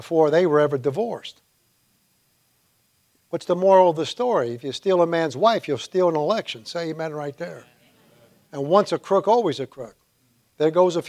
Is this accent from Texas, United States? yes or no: no; New York City, New York, United States; I grew up in three Irish bars in Manhattan, Ned's, the Shamrock, and the Three Swans